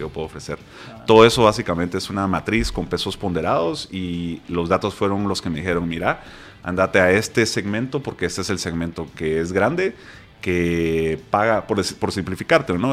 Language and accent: Spanish; Guatemala; en Guate porque soy de Guate